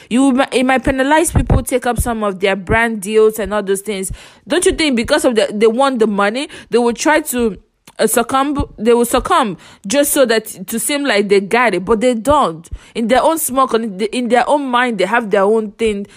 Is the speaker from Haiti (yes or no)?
no; Nigeria; I'm from Nigeria